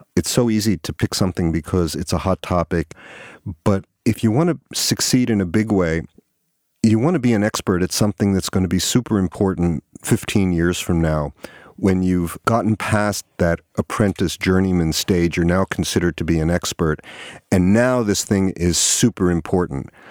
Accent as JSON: {"language": "English", "region": "New York", "country": "United States", "tie": "born or raised there", "also_born_or_lived": "Toronto, Canada / Boston, Massachusetts", "moved": "as an adult", "said": "I grew up on the East Coast, yeah, in New York"}